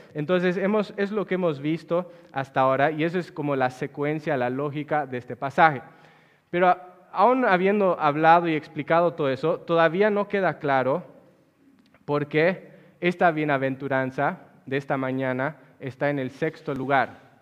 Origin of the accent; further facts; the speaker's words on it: La Paz, Bolivia; En la ciudad donde yo nací, que es la ciudad de La Paz, Bolivia